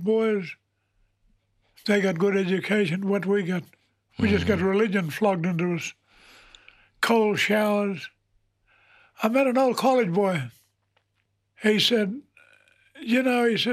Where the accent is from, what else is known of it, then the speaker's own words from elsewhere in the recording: New Norcia, Western Australia, Australia; also born or lived in Bayswater, Western Australia / Moore River, Western Australia; I was born not far away from there too, in Eunorcia